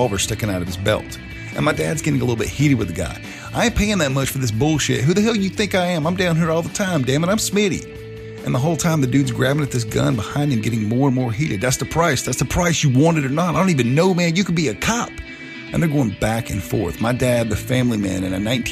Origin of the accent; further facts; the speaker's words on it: the South, United States; I'm from the South. I've lived here my entire life